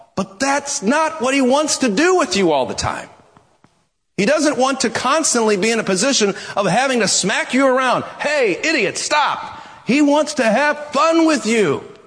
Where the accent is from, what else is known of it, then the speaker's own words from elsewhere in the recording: United States; American Christians